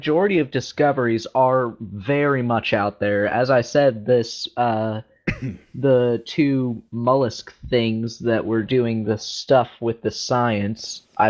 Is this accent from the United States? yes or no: yes; United States; I'm American